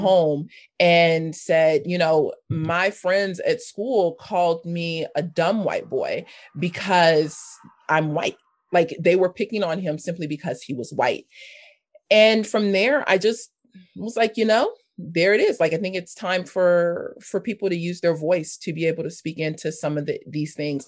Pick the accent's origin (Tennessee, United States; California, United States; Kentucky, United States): California, United States; Los Angeles; also born or lived in North Hollywood; I grew up in South Los Angeles. I spent the majority of my, my young life there until I was about fifteen, sixteen